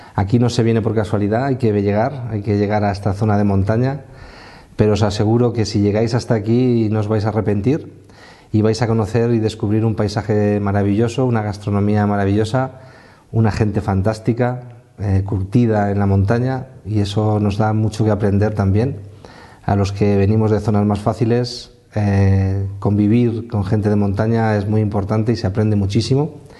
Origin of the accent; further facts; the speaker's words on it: Castilla-La Mancha, Spain; moved away as an adult; also born or lived in Axarquía, Málaga; yo soy manchego de nacimiento